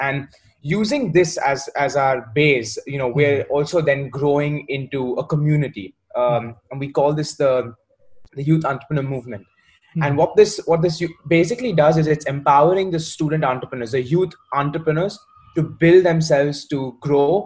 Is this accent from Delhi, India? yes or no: no; Mumbai, Maharashtra, India; moved away as an adult; also born or lived in Warwick, United Kingdom; now in United Kingdom; I'm from Mumbai.